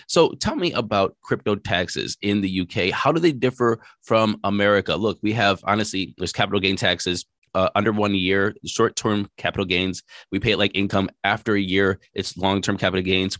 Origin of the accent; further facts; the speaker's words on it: United States; being an American